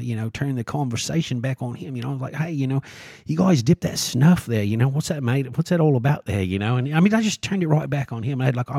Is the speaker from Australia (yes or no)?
yes; Australia; they're waiting in line to dance with me because I'm from Australia.